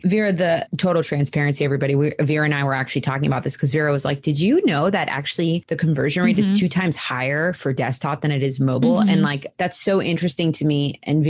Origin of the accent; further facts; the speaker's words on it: England, United Kingdom; born there; moved away; And I was born in England and I haven't lived there for a very, very long time. But there are still some random words that I say kind of strangely.